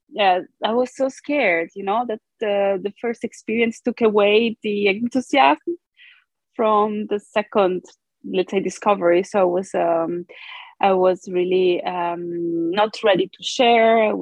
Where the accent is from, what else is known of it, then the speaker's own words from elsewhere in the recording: Brazil; born there; English is a second language; So, I am um, Italo Brazilian. Um, I was born in Brazil, but um, I was adopted by an Italian family. Uh, so, I always say that I'm genetically Brazilian, but culturally Italian